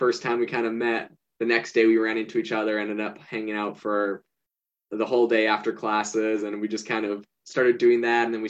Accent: Vancouver Island, British Columbia, Canada; also born or lived in Hawaii; now in Arizona, United States; I grew up in Canada on Vancouver Island, right next to Vancouver, British Columbia.

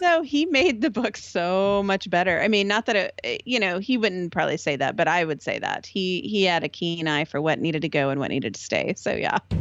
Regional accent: Texas, United States; moved away as an adult; I'm from Texas

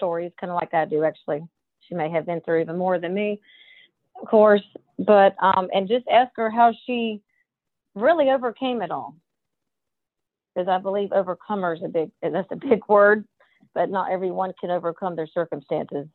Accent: New Bern, North Carolina, United States; I will be in New Bern, North Carolina, my hometown

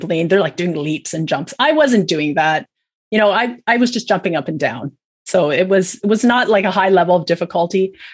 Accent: Hamilton, Ontario, Canada; also born or lived in Saskatchewan, Canada / United States; I was born in Saskatchewan, but I grew up mostly in Hamilton in Ontario

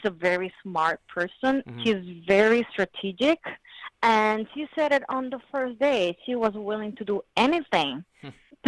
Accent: Puerto Rico; I'm from Puerto Rico. I'm Puerto Rican

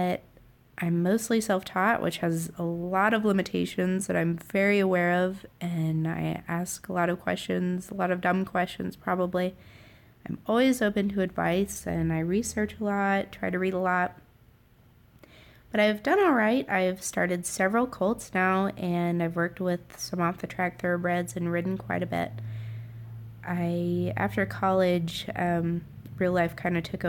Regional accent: Sheridan, Wyoming, United States; I'm from Sheridan, Wyoming, right at the base of the Bighorn Mountains

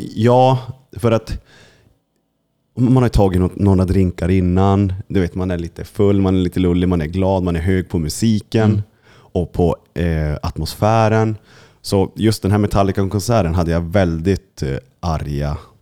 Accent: Kiruna, Norrbotten County, Sweden; jag som är från Kiruna, och, och, vi, vi är från Lappland båda två

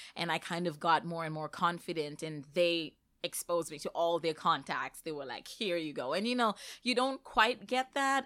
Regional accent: Zimbabwe; moved away as an adult; I came to Northeastern straight from Zimbabwe. That's where, um, I had completed my I B program

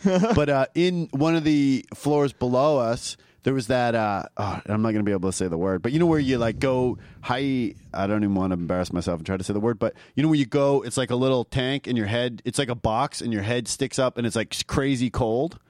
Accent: suburb of Toronto, Ontario, Canada; moved away; also born or lived in Vancouver; I'm from a, a, like a small suburb of Toronto

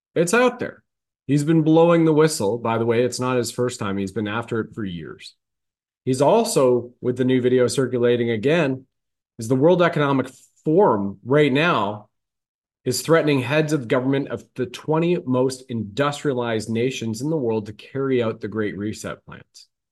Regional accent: Ontario, Canada; I grew up in Canada in this lifetime, right? In Ontario.

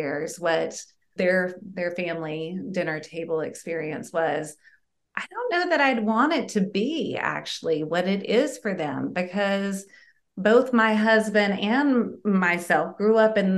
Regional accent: Southern United States, United States; early childhood when I grew up in Southern United States

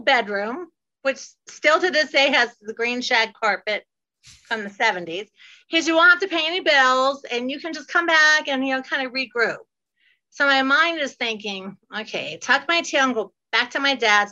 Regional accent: Ohio, United States; moved away as an adult; also born or lived in Fort Lauderdale, Florida; now in Florida, United States; I'm from Ohio and I have moved all by myself to Fort Lauderdale. So I moved when I was 19 after high school

